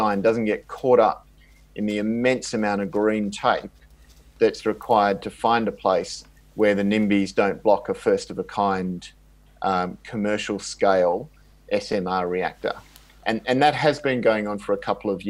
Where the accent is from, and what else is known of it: Australia